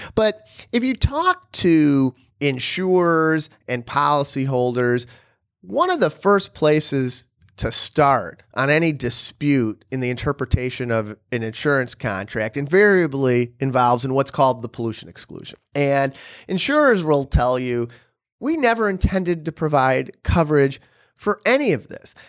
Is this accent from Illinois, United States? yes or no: yes; Illinois, United States; also born or lived in Bulgaria; my home state in Illinois